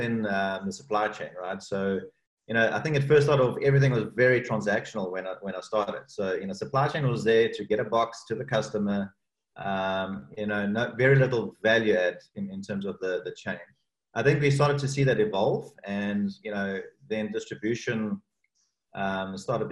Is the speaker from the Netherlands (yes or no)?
no; South Africa; moved away; also born or lived in Cape Town; my home country, South Africa, and that's Cape Town, where I spent a lot of my early career life